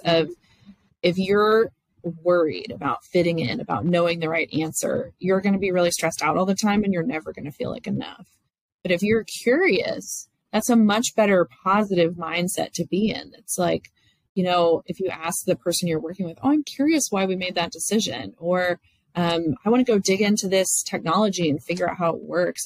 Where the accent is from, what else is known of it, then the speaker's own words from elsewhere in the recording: Dallas, Texas, United States; I'm from Dallas. I've grown up in Dallas my whole life.